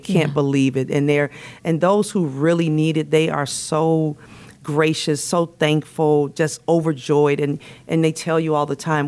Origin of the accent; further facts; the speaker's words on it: Chicago, Illinois, United States; moved away as an adult; now in Florida, United States; I am born and raised in Chicago.